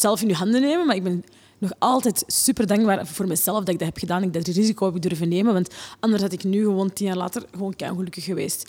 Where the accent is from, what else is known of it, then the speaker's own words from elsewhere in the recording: Oostmalle, Flanders, Belgium; moved away as an adult; also born or lived in Borgerhout, Antwerp; now in Antwerp, Belgium; ik kwam uit de Kempen. Ehm, ik woonde, we woonden in Oostmalle. En um, letterlijk, de school was achter onze tuin